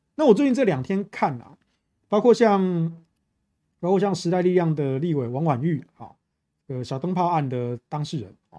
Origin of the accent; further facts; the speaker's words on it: Taichung, Taiwan; 我们台中人没有在分什么蓝绿